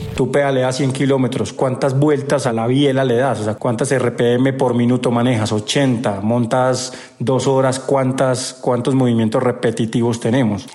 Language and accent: Spanish; Paipa, Boyacá, Colombia; moved away as an adult; now in Antioquia, Colombia; Yo vivo en Antioquia, pero soy de Paipa, Boyacá. Llevo viviendo en Antioquia 18 años